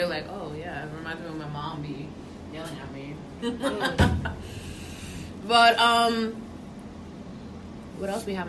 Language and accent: English; New York City, New York, United States; English is a second language; we're from New York, like we're used to girls like that, like them Staten Island Italian chicks.